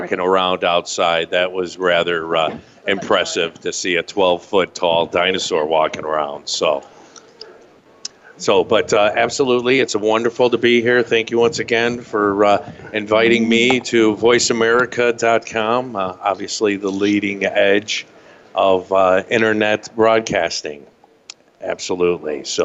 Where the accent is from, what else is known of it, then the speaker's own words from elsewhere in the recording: Las Vegas, Nevada, United States; I'm from Las Vegas